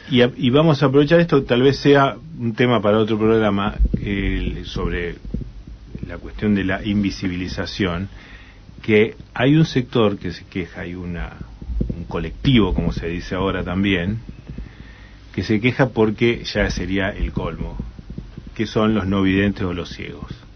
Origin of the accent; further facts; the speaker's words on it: Argentina; ¿Cómo nos van a tratar como argentinos?